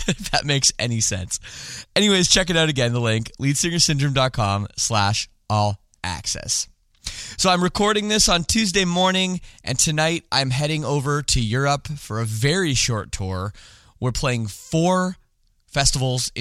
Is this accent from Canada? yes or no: yes; Toronto, Ontario, Canada; also born or lived in Scarborough; I grew up in the West Side